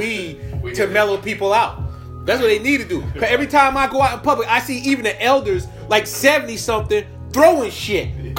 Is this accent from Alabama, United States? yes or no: no; New York, United States; Like, I'm from New York. The Filipino I grew up with look like black